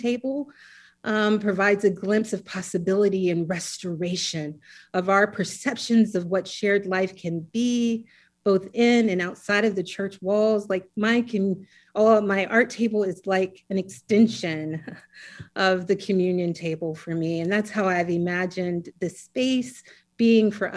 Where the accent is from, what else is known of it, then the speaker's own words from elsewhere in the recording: South Carolina, United States; also born or lived in Atlanta, Georgia; I think it was around 2 years old, we moved to South Carolina once he finished